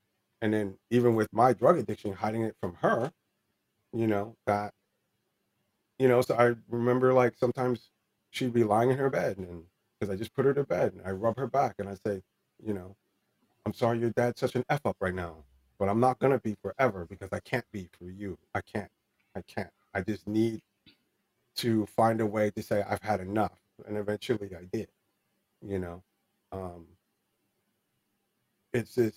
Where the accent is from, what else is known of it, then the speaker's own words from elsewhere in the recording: New Jersey, United States; also born or lived in California; we're from New Jersey.